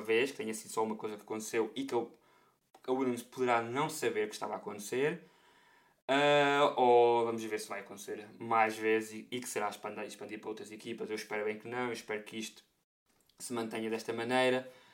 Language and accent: Portuguese; Portugal; comunidade portuguesa, não é? De onde eu venho